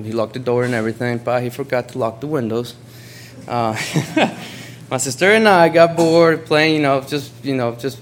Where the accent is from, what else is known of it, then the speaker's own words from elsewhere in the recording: Honduras; moved away; I'm originally from Honduras